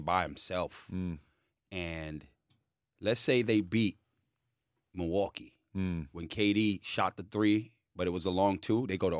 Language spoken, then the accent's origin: English; Jamaica; I'm Jamaican.